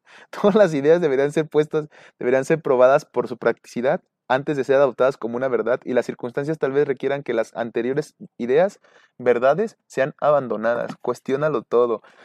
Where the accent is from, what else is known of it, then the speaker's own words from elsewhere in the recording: Mexico; somos un núcleo mexicano muy unido